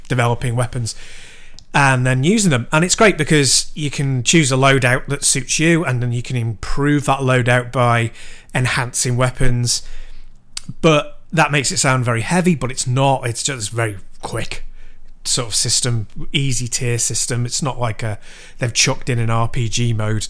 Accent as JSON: {"language": "English", "town": "Chester", "region": "North West England", "country": "United Kingdom", "tie": "born or raised there", "said": "my hometown, Chester"}